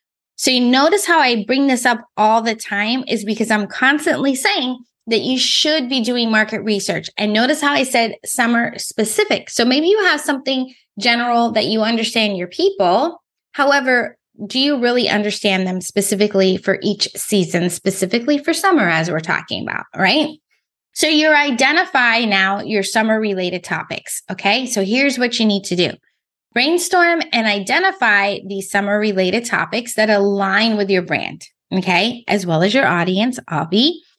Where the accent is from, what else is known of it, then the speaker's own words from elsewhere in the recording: California, United States; So I just told you that I came from California.